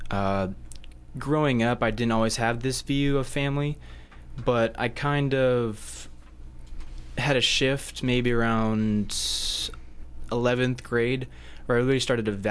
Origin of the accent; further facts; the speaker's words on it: Hawaii, United States; born there; I was born in Hawaii.